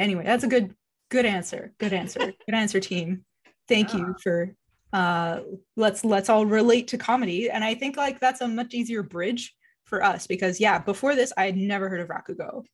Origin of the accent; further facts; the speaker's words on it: Montreal, Quebec, Canada; I grew up in Montreal